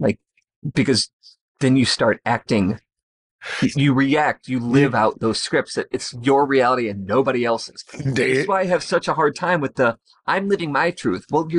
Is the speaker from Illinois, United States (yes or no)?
yes; Chicago, Illinois, United States; if you're from Chicago, like, we don't do that.